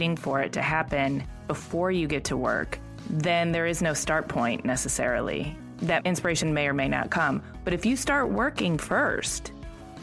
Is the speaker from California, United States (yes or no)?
no; Michigan, United States; I'm from Michigan